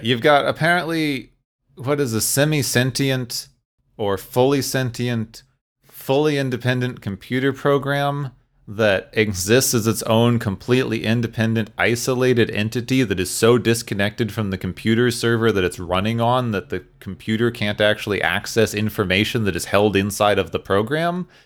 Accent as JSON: {"language": "English", "town": "Phoenix", "region": "Arizona", "country": "United States", "tie": "born or raised there", "said": "I grew up in Phoenix, Arizona, or near Phoenix"}